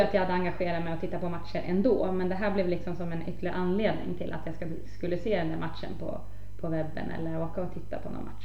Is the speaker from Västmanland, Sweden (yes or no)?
yes; Norberg, Västmanland, Sweden; hemma i Norberg